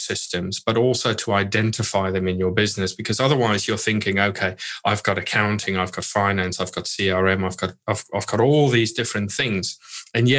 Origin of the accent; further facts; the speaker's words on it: South Africa; moved away; I grew up in South Africa